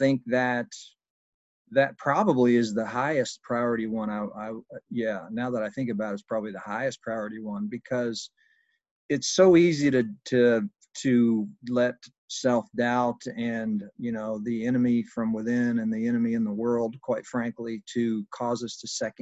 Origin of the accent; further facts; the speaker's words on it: Southern Indiana, United States; moved away as an adult; also born or lived in Brazil; I'm from Southern Indiana here, just north of Louisville, Kentucky, and I've been here most of my life with the exception of about 7 years living overseas